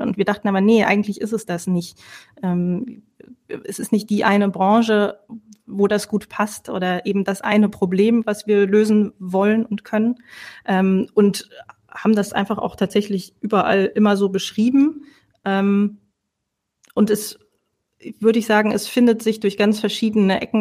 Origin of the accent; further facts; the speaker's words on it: Lower Saxony, Germany; also born or lived in Netherlands; now in Rhineland, Germany; eigentlich gebürtige Niedersächsin